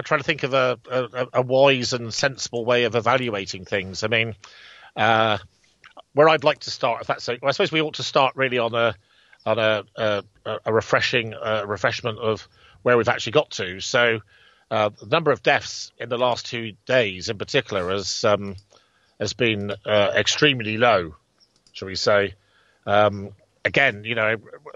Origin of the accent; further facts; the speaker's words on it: England, United Kingdom; we're English